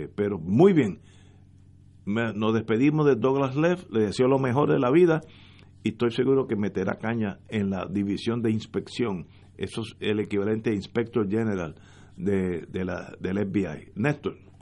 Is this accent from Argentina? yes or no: no; Puerto Rico; Todos somos puertorriqueños